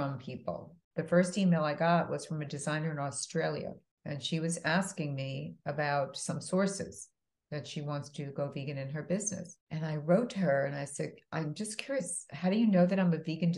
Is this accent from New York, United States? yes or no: yes; East Northport, New York, United States; moved away as an adult; also born or lived in Bronx, New York / Boston / New Jersey; now in Miami, United States; we moved out to a small town in Long Island called East Northport. And I was raised there